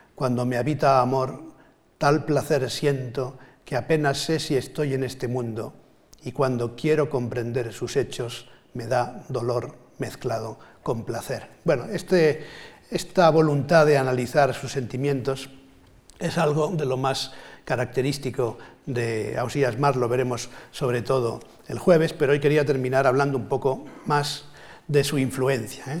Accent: Catalonia, Spain; also born or lived in Valencia; aunque yo soy más valenciano, digamos, me siento más valenciano por razones familiares que catalán, que es lo que soy de nacimiento

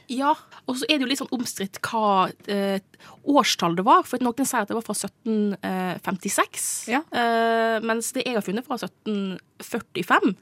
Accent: Nordfjord, Sogn og Fjordane, Vestland, Norway; moved away as an adult; now in Oslo, Norway; jeg er fra nabokommunen til Ragnhild, eh, så vi har jo eh, kjenner jo til Nordfjord veldig godt.

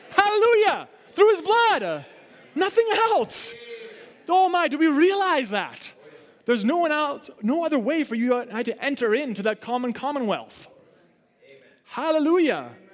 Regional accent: Canada; I don't want to just be dead set Canadian, though I'm thankful for it

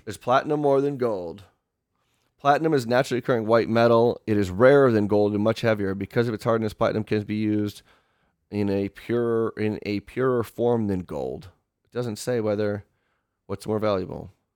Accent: Michigan, United States; when I was growing up on Fourth of July, 'cause you could have, like, the shitty fireworks in Michigan

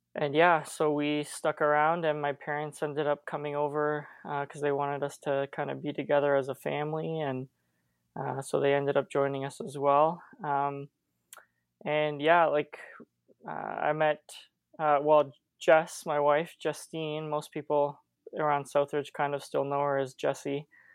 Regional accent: St. Catharines, Ontario, Canada; I grew up in Saint Catharines

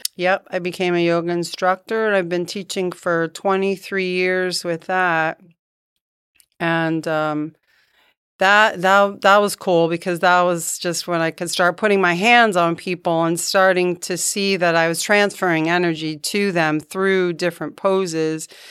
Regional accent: Poughkeepsie, New York, United States; moved away as an adult; also born or lived in Hartford, Connecticut / Virgin Islands; now in Dunedin, United States; I grew up in Poughkeepsie, New York.

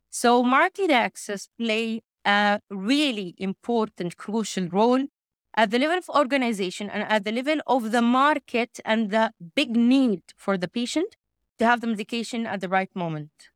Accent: Makkah Province, Saudi Arabia; I'm originally from Saudi Arabia, from the region of Mecca

